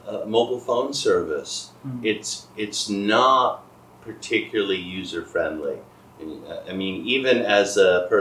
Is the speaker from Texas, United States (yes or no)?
no; Boston, Massachusetts, United States; moved away as an adult; also born or lived in Kaohsiung, Taiwan; my hometown area, Boston